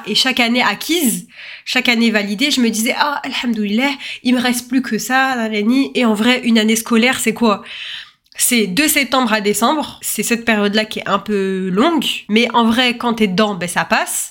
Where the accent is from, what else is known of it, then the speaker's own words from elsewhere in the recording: France; je suis née en France